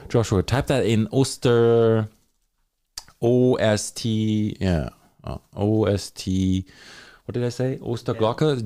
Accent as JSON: {"language": "English", "country": "Germany", "moved": "yes", "lives_now": "Thunder Bay, Canada", "said": "In Germany, I'm from Germany"}